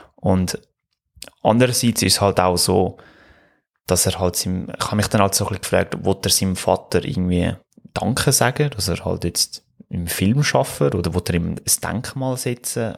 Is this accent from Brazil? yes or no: no; Switzerland; bei uns in der Schweiz